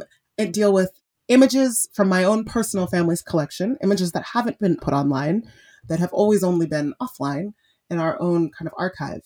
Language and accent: English; Nigeria; I'm Nigerian. My mom's a black woman. We're Nigerian, we're Igbo